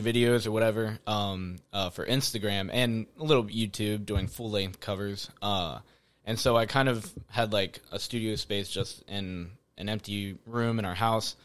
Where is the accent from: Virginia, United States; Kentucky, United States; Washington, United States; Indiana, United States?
Kentucky, United States; Florence; born and raised, same household, uh, Florence, Kentucky